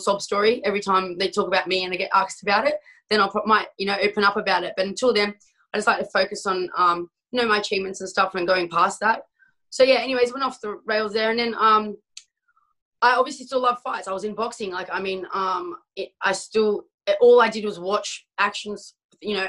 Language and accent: English; Australia; where I grew up in Australia